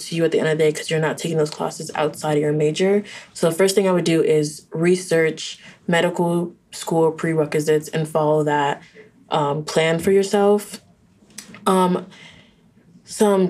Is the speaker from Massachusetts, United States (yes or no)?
no; Orlando, Florida, United States; moved away as an adult; I wanted to leave from Orlando